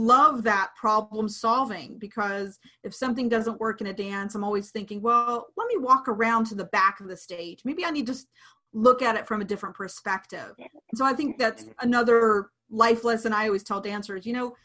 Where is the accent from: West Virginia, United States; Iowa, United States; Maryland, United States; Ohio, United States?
West Virginia, United States; Clarksburg; Clarksburg, West Virginia, my hometown